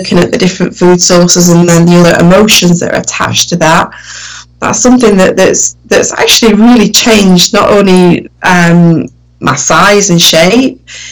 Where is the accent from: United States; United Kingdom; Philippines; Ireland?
United Kingdom; Sheffield, Yorkshire and the Humber; accent: northern; I grew up in Sheffield, which is like a northern part of the UK. So my accent is very northern.